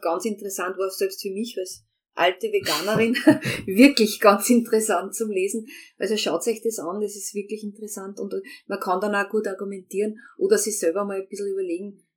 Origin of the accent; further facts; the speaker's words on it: Austria; als Österreicher